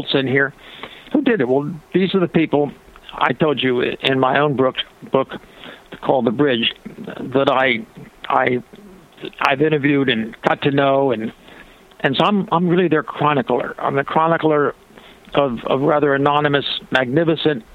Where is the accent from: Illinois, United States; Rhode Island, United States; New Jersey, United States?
New Jersey, United States; Ocean City; moved away; It's Ocean City, New Jersey is the name of my hometown, south of Atlantic City by about 12 miles